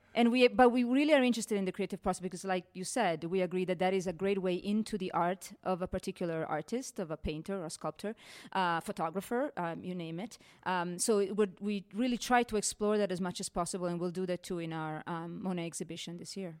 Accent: Italy; moved away as an adult; now in Denver, United States; I come from Italy, and, uh, um, fifteen years ago, I came to Denver Art Museum

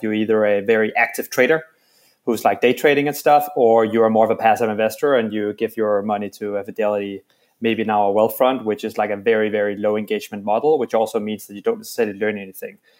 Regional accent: Denmark; now in New York, United States; I'm from Denmark, and and are now in New York

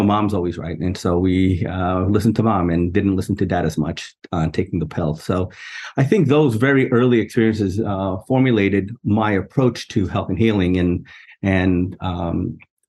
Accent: New York City, New York, United States; I grew up in New York City, in a borough called Queens, in a neighborhood called Jackson Heights

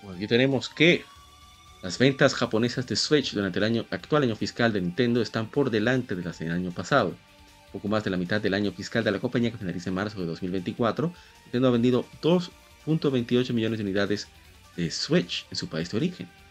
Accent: Dominican Republic; como decimos en República Dominicana

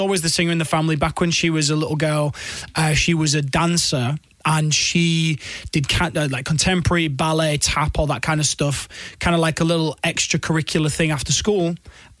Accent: Hull, Yorkshire and the Humber, United Kingdom; accent: Yorkshire; I was born in Yorkshire

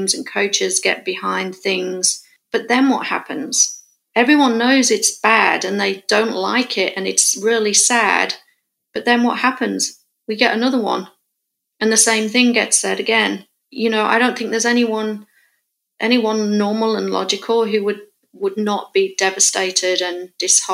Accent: England, United Kingdom; moved away as an adult; now in California, United States; me as a English person coming to America, who's not grown up in a gun culture or a gun world

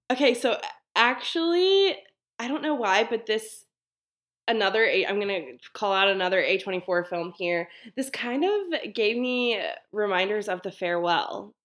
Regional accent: Baltimore, Maryland, United States; I am from Baltimore

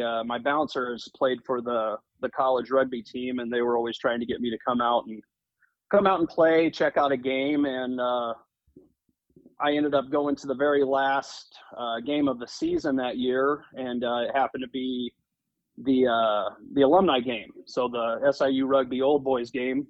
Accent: Georgetown, Illinois, United States; So I'm originally from the Midwest. Uh, grew up in a uh, very small town in Illinois called Georgetown, Illinois, uh, just a couple hours south of Chicago

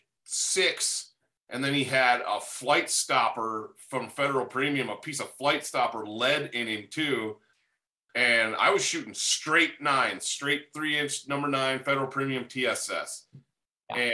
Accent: Michigan, United States; I grew up in Michigan. Listeners probably know that about me. And I grew up way up north.

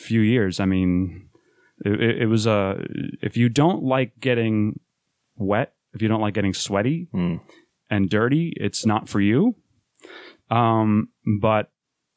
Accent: Rochester, New York, United States; moved away as an adult; now in Philadelphia, United States; We're from Rochester, New York. I had to make the move to Philadelphia last year

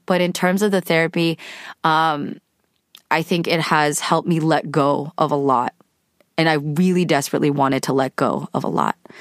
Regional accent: California, United States; I am a California woman. grew up in the States to immigrant parents. I'm Korean American, so I had Korean parents

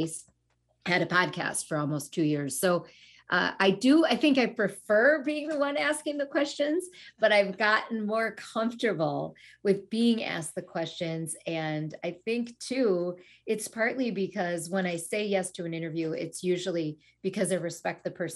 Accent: United States; also born or lived in Sri Lanka; came to the U.S. when I was a toddler

